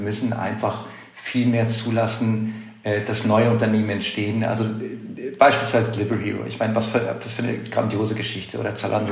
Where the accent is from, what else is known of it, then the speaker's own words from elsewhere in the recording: Germany; wir als Deutsche